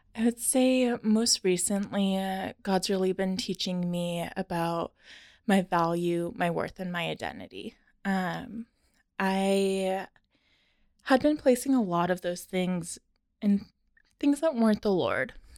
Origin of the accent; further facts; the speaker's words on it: Tacoma, Washington, United States; also born or lived in Arizona / Nebraska; I was born and raised in Tacoma, went to Stadium High School